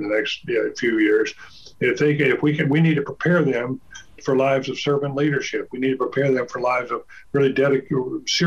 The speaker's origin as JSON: {"language": "English", "town": "Durham", "region": "North Carolina", "country": "United States", "tie": "born or raised there", "said": "I grew up in Durham"}